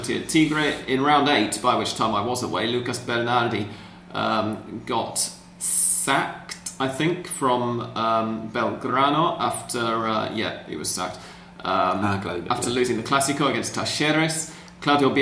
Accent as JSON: {"language": "English", "region": "England", "country": "United Kingdom", "said": "I'm English"}